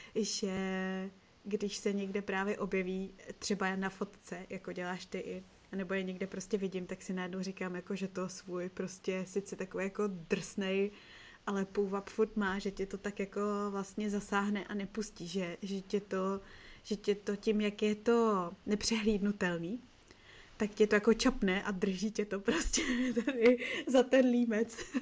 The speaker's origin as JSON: {"language": "Czech", "region": "Prague", "country": "Czechia", "said": "já jsem z Petřin"}